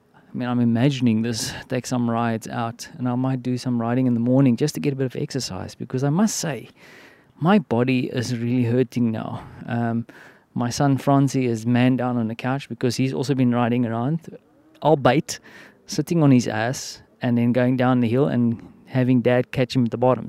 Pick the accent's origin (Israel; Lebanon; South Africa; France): South Africa; now in Poland; I'm from Africa, and, uh, I mean, we have the whole malaria vibe going on there in the southern part of South Africa